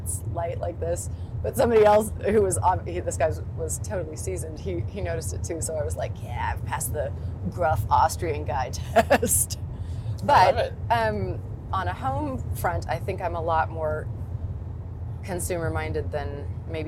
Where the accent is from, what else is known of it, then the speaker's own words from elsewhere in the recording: Sterling, Kansas, United States; moved away; also born or lived in Berlin / London / New York; I've come back to Sterling, to my hometown in Kansas